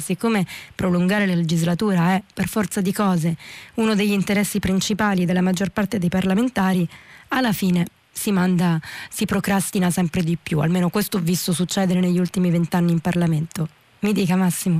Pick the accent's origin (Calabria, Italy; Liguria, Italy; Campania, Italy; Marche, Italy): Calabria, Italy; Reggio Calabria; moved away as an adult; now in Rome, Italy; Io uh, sono nata a Reggio Calabria, ho vissuto 18 anni a Reggio Calabria prima di, di trasferirmi a Roma per l'università